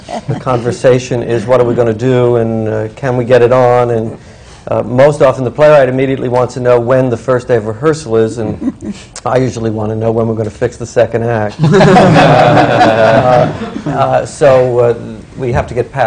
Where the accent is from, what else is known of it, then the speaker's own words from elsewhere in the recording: New York City, New York, United States; I grew up in Brooklyn.